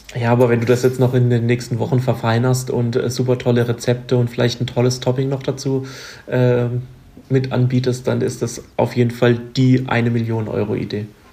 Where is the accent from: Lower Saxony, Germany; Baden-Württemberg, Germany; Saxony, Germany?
Baden-Württemberg, Germany; bei uns in Baden-Württemberg